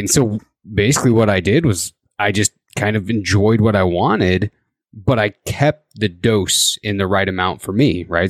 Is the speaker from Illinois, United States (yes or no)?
no; Indiana, United States; now in Idaho, United States; I actually grew up in the Midwest. I grew up in Indiana